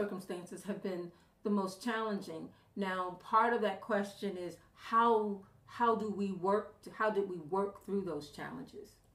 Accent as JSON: {"language": "English", "town": "Baltimore", "region": "Maryland", "country": "United States", "said": "I'm from Baltimore, Maryland"}